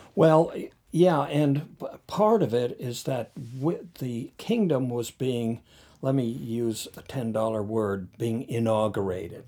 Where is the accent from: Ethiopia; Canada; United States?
Canada; North Sydney, Nova Scotia; I grew up in North Sydney